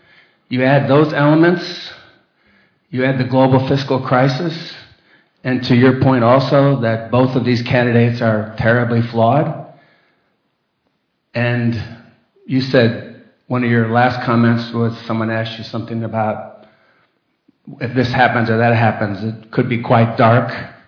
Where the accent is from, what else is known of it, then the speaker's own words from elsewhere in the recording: United States; moved away as an adult; now in Australia; As an American, having lived there for 61 years